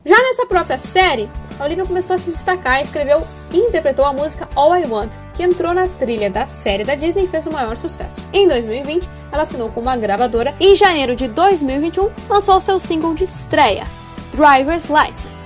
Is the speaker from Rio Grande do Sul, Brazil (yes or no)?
yes; Passo Fundo, Rio Grande do Sul, Brazil; minha cidade natal, né, que é Passo Fundo.